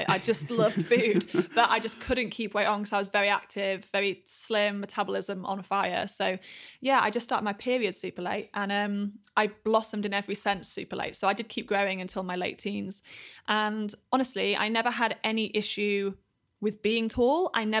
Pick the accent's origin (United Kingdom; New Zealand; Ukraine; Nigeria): United Kingdom; Yorkshire and the Humber; Grew up in Yorkshire. So the north of England.